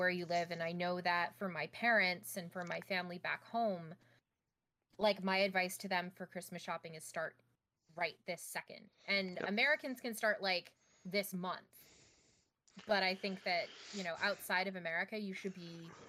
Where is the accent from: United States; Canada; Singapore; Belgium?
Canada; moved away; as a Canadian